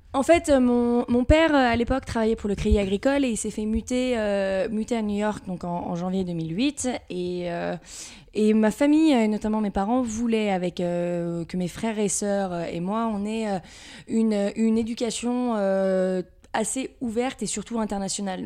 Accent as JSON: {"language": "French", "town": "Levallois-Perret", "region": "Île-de-France", "country": "France", "tie": "born or raised there", "said": "Donc je viens de Levallois-Perret, donc euh, c'est juste à côté de Paris. Région euh, parisienne."}